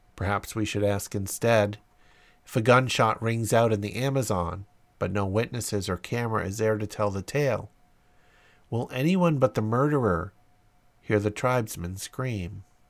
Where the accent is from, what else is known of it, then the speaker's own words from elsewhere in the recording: London, United Kingdom; I was born and raised in London